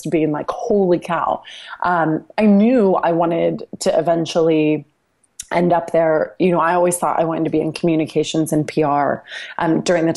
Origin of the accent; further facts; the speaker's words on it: Dallas, Texas, United States; landed at Fox Sports Southwest in Dallas, which is my hometown